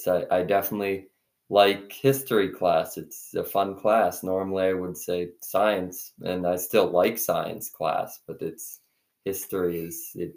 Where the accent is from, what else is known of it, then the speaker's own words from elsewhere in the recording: Dalton, Massachusetts, United States; I'm from Dalton, Massachusetts.